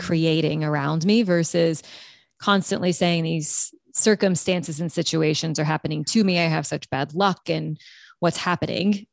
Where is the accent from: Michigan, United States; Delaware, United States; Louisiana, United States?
Louisiana, United States; South; I'm from South Louisiana